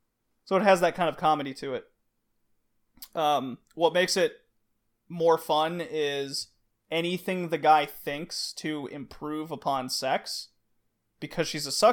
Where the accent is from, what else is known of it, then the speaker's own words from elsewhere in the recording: Texas, United States; I grew up in Texas.